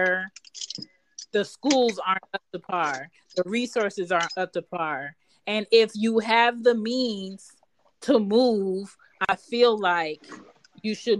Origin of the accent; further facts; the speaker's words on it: Philadelphia, Pennsylvania, United States; moved away as an adult; now in the South, United States; I'm from Philly